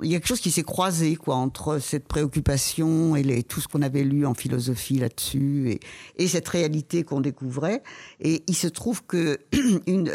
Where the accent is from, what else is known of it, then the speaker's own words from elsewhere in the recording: Paris, Île-de-France, France; quand on est parisienne